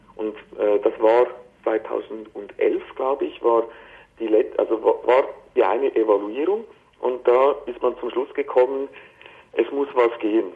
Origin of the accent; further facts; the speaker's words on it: Switzerland; ich rede jetzt hier als, als Schweizer